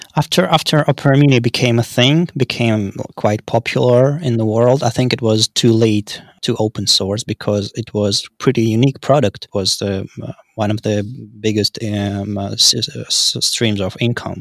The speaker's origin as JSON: {"language": "English", "region": "Saint Petersburg", "country": "Russia", "said": "I'm from Saint Petersburg, Russia"}